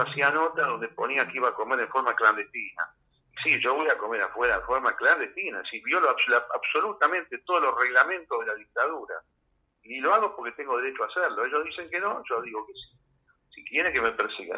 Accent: Argentina; yo soy de Argentina, viajo mucho, pero soy acá y no me voy nunca

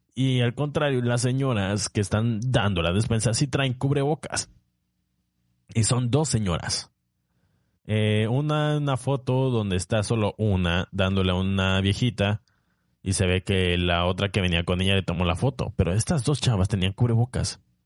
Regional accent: Tapachula, Chiapas, Mexico; also born or lived in Puebla / Tabasco; yo soy chiapaneco, nací en Tapachula

